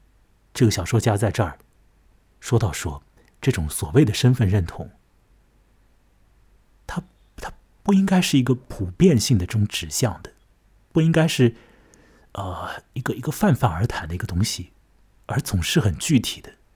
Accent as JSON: {"language": "Chinese", "country": "China", "said": "啊，我是中国人，他是西班牙人，我变成他，我是不是要按照西班牙人的方式怎样怎样？"}